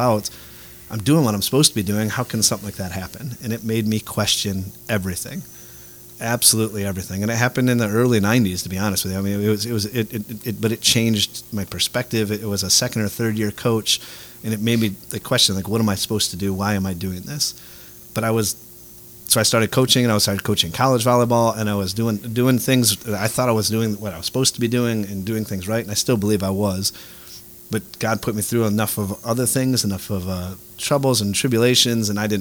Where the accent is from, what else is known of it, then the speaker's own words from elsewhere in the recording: Detroit, Michigan, United States; moved away; I grew up in Detroit